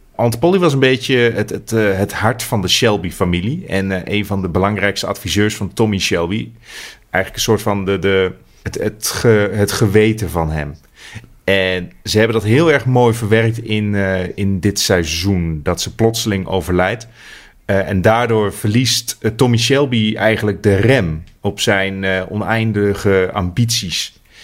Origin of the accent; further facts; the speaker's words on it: Netherlands; ik als Nederlander